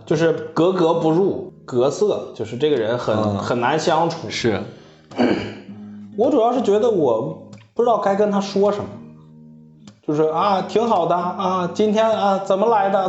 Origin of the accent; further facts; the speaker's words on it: Hohhot, Inner Mongolia, China; accent: Northeastern (Dongbei); moved away as an adult; also born or lived in Changchun; 我是内蒙呼号特的